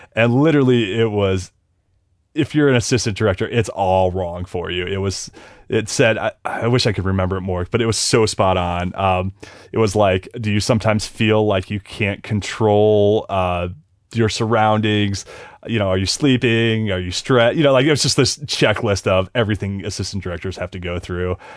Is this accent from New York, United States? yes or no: no; Ohio, United States; growing up in Ohio